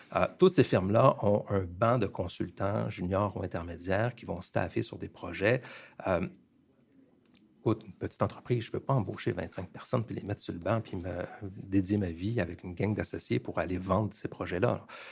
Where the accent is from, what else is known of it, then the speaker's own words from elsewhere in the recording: Montreal, Quebec, Canada; also born or lived in Plateau-Mont-Royal, Montreal; je suis quelqu'un de un produit de Montréal, de Ville-Saint-Laurent. J'ai grandi à Ville-Saint-Laurent.